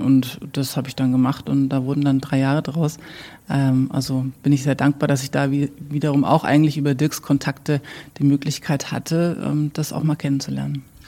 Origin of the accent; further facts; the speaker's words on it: Würzburg, Bavaria, Germany; also born or lived in United States; mich zieht's schon wieder zurück in die Heimat und habe dann hier mein Studium beendet